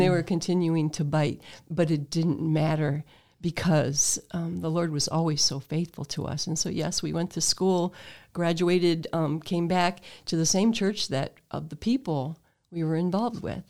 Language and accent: English; Toledo, Ohio, United States; I was born in Toledo, but, um, in the Sloane area